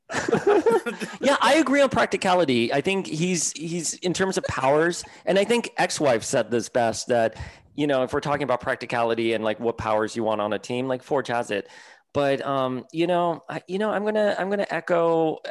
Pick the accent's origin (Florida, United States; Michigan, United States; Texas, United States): Florida, United States; Miami; I grew up in Miami, con mi abuela on Calle Ocho